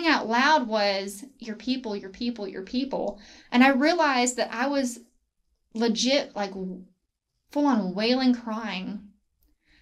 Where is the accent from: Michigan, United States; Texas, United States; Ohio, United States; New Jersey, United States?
Texas, United States; Grapevine; also born or lived in Abilene, Texas / Weatherford, Texas; I grew up in a church called Gateway in near Grapevine